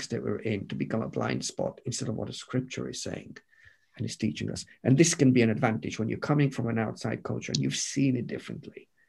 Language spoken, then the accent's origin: English; United Kingdom; You know, we're British, we're reserved.